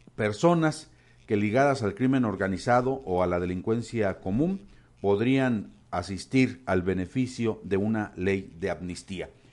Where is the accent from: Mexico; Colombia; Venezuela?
Mexico; así somos los mexicanos